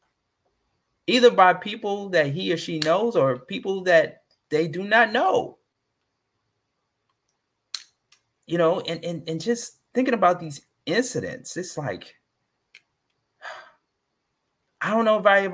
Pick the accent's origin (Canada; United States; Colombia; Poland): United States; Atlanta, Georgia; Being that I'm from Atlanta